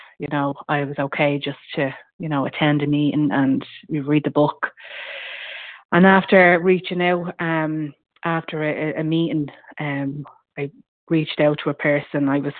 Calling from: County Meath, Ireland; I'm ringing from County Meath in Ireland.

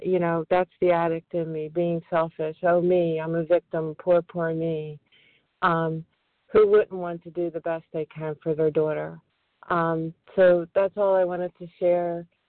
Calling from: Flourtown, Pennsylvania, United States; I'm calling from Flowertown, Pennsylvania, right outside of Philadelphia.

